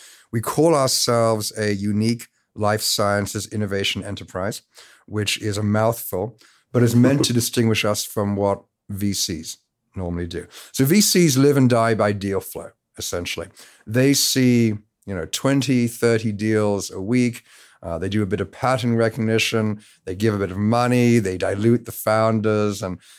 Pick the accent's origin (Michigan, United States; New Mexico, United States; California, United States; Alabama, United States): California, United States; because despite the accent, I'm from the Bay Area.